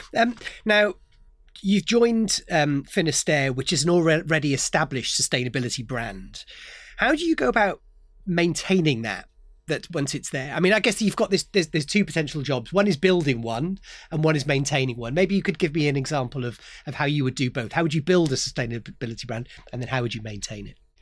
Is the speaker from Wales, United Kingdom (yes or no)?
yes; Gower, South Wales, United Kingdom; I grew up in the Gower, South Wales, and I remember wearing wetsuits when I was a kid